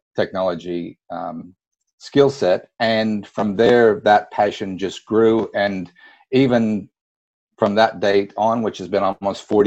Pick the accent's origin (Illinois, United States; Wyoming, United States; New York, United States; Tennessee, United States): Wyoming, United States; moved away as an adult; also born or lived in Charleston, South Carolina; now in Australia; I was born and raised on a cattle property in Wyoming